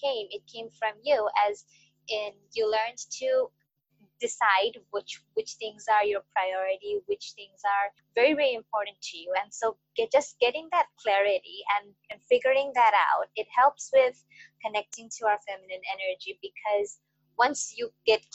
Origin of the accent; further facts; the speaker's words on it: Bangladesh; I'm from Bangladesh